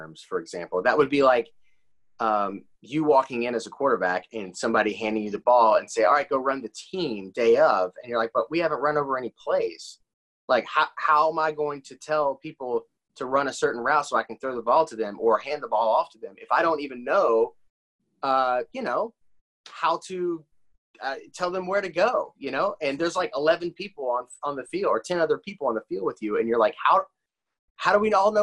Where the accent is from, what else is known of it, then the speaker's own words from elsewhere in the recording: Indiana, United States; moved away; I'm from Indiana originally